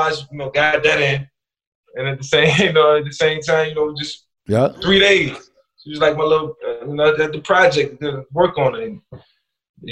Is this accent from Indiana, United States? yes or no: no; Newport News, Virginia, United States; growing up in Newport News